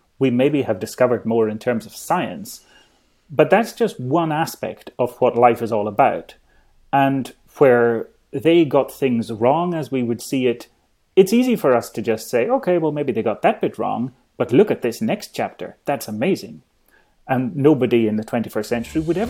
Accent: Isle of Skye, Scotland, United Kingdom; I grew up in the Isle of Skye

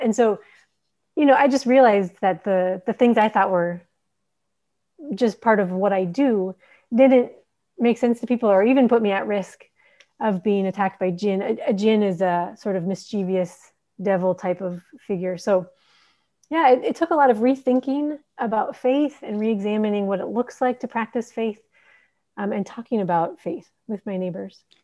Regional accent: Minneapolis, Minnesota, United States; moved away as an adult; also born or lived in Horn of Africa; now in Djibouti; I'm an American. I grew up in Minneapolis, Minnesota

